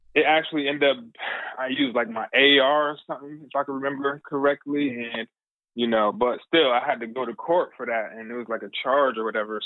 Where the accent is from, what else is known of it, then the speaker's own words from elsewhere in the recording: New Haven, Connecticut, United States; I'm from New Haven, Connecticut. Um and it's the area in New Haven called the New Hallville section um, of our town